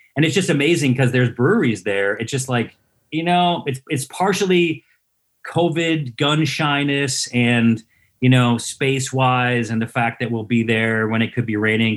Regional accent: Syracuse, New York, United States; I'm from Syracuse

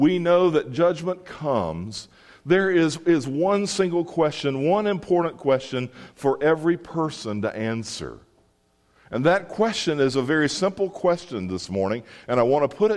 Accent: Mississippi, United States; I grew up in Mississippi

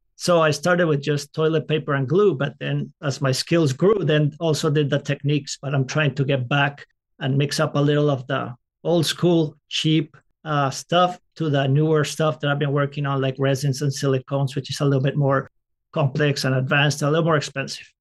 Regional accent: Colombia; moved away; I grew up in Colombia, South America

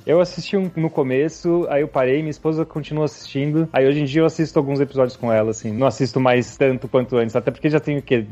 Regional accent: São José dos Campos, São Paulo, Brazil; moved away as an adult; now in Seattle, United States; eu sou de São José dos Campos, São Paulo

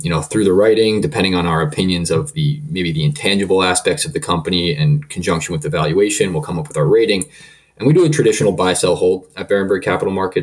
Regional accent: Montclair, New Jersey, United States; I was born and raised in New Jersey, town of Montclair

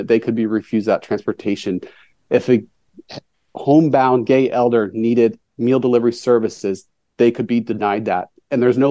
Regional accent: Indiana, United States; I grew up in Indiana, and being gay

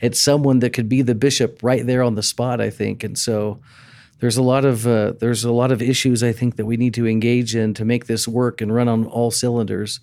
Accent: Texas, United States; moved away as an adult; growing up in Texas, on my high school baseball team

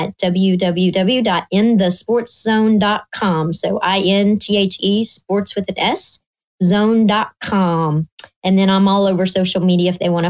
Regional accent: Indiana, United States; now in Alabama, United States; I'm an Indiana girl

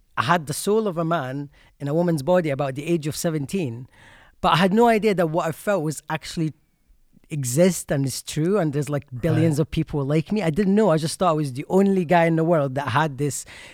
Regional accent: Egypt; English is a second language; moved away as an adult; Yeah, oh yeah, I was born in Egypt and I left there just as soon as I turned 19, actually.

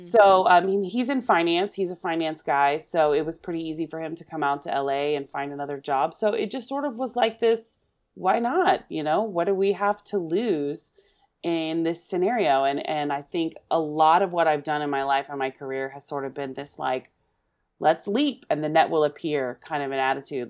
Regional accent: Oklahoma, United States; moved away; I'm originally from Oklahoma, and I, my family always watched the Carol Burnett show, uh, when I was growing up

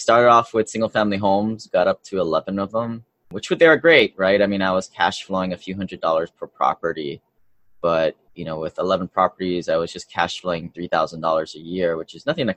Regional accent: Hawaii, United States; also born or lived in Seattle, Washington; I grew up in Hawaii, and then I went to University of Washington for college

